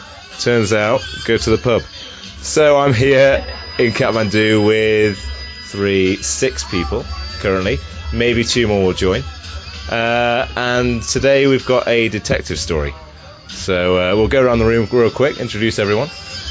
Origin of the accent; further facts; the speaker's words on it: Nottingham, East Midlands, United Kingdom; I'm from Nottingham